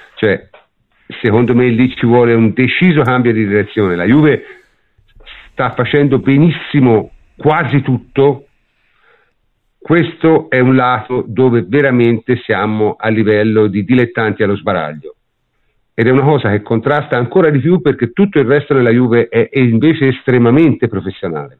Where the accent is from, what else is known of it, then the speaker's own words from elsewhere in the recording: Tuscany, Italy; io sono toscano